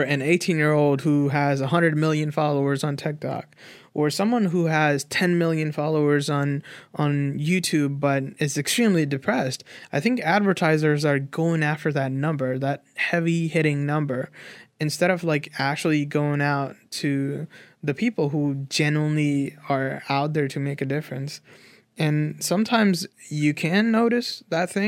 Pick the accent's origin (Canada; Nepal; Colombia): Nepal; I grew up in Nepal without internet